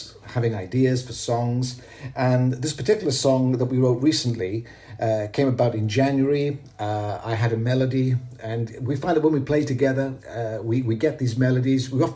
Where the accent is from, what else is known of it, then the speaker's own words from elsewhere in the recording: Llantrisant, Wales, United Kingdom; now in Mallorca, Spain; I grew up here in South Wales. In South Wales, in a little town called Llantrisant